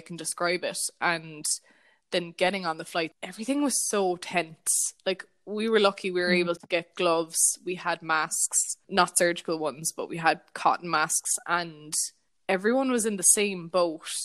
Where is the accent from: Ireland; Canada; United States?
Ireland; also born or lived in Australia / London